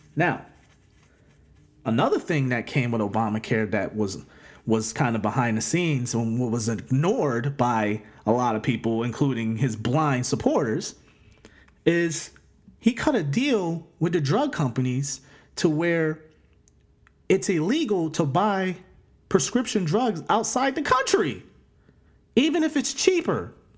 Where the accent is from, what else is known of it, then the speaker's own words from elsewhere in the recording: United States; we as American people